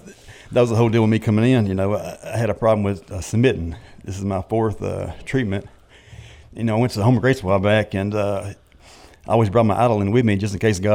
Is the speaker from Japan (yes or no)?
no; Booneville, Mississippi, United States; also born or lived in Pickwick; now in Florence, United States; I'm from Boonville, Mississippi originally. I lived in Pigwick for about 10 years, and then I've been in Florence for about the last five.